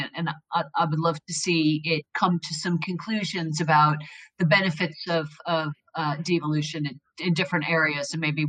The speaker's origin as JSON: {"language": "English", "country": "United States", "moved": "yes", "lives_now": "West Midlands, United Kingdom", "said": "as an American who comes from a long time ago now, but from a really large geography"}